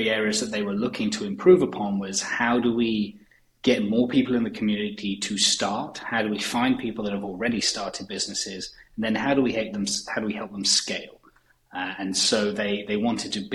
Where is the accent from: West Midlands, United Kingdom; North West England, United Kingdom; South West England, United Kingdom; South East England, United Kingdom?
South East England, United Kingdom; about an hour southwest of London; moved away as an adult; now in Sauk County, Wisconsin, United States; So originally I'm from England. So about an hour southwest of London. Is where I grew up and spent the first 25 years of my life.